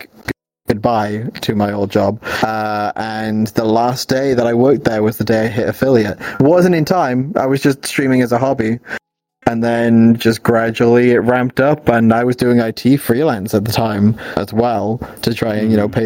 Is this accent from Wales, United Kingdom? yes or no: yes; Swansea, Wales, United Kingdom; accent: Welsh; now in Cardiff, United Kingdom; I'm from Swansea originally.